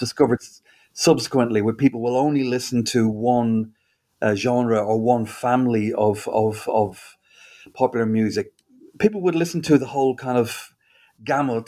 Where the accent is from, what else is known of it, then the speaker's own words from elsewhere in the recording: Dublin, Leinster, Ireland; moved away as an adult; also born or lived in Spain; now in United Kingdom; I grew up in Dublin and I lived there until I was about 20